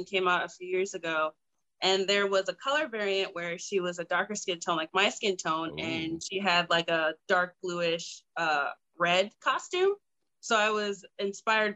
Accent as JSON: {"language": "English", "region": "New York", "country": "United States", "tie": "born or raised there", "moved": "as an adult", "said": "I'm originally from New York. I never knew cosplay was a thing because we were such a like a country close-knit town."}